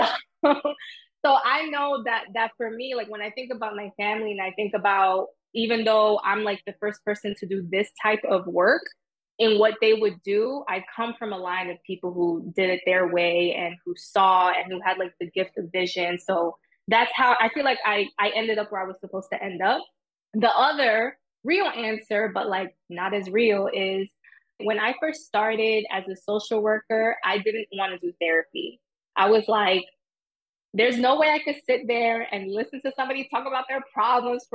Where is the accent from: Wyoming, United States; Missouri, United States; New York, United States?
New York, United States; New York City; I grew up in Jamaica, Queens